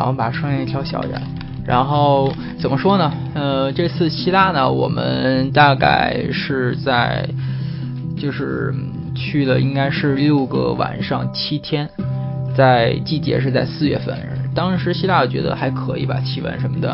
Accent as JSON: {"language": "Chinese", "country": "China", "said": "然后船上的人全在扒着看我们中国人"}